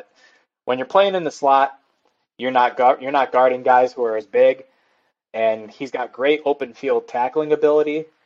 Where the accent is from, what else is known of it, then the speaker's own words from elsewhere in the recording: Chicago, Illinois, United States; I'm from Chicago, Chicagoland area.